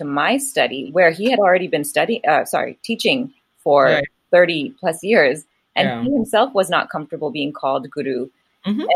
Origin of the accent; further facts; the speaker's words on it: United States; also born or lived in California; an Indian brought up in America